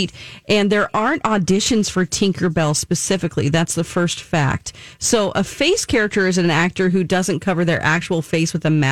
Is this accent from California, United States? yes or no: yes; Orange County, California, United States; I'm from Orange County, California